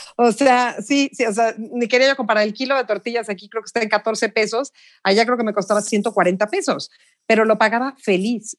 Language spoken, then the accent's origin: Spanish; Mexico; moved away as an adult; also born or lived in Beijing; soy de México